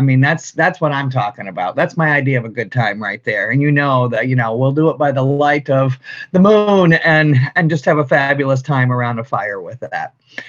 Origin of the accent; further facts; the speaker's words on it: Kalamazoo, Michigan, United States; moved away as an adult; also born or lived in Chicago; I am just thrilled that we're able to do this here in my own hometown here, to be able to bring this craft spirit movement. I mean, that's the one cool thing about Kalamazoo.